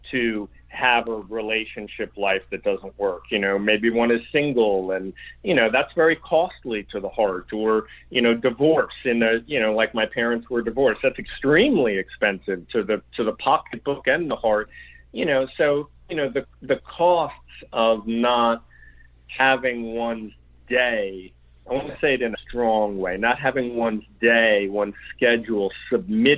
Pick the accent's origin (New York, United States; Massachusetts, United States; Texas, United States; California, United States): New York, United States; I'm from New York.